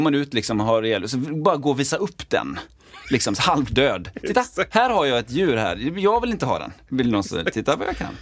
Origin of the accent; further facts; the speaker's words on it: Partille, Västra Götaland, Sweden; jag är uppväxt i Partille